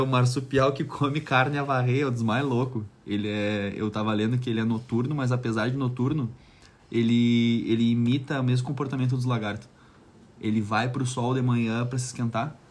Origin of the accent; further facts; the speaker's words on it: Brazil; moved away as an adult; now in Tasmania, Australia; sou brasileiro